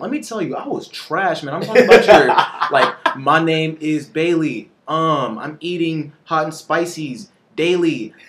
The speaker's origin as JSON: {"language": "English", "country": "Belize", "tie": "born or raised there", "moved": "yes", "lives_now": "United States", "said": "So I grew up in Belize, and they didn't really freestyle too much over there in like my home country."}